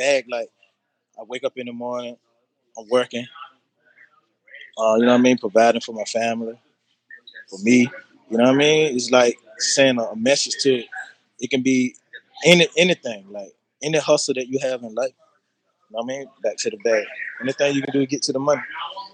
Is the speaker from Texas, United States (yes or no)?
no; North Carolina, United States; I'm from North Carolina